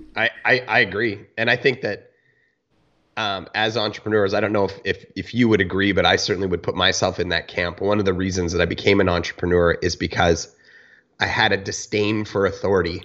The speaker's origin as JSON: {"language": "English", "country": "Canada", "tie": "born or raised there"}